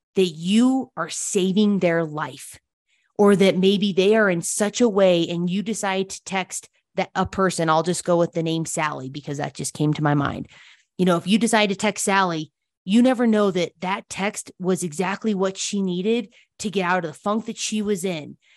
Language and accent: English; Telluride, Colorado, United States; also born or lived in Denver, Colorado; now in Salida, United States; My dad had three girls growing up in Telluride, Colorado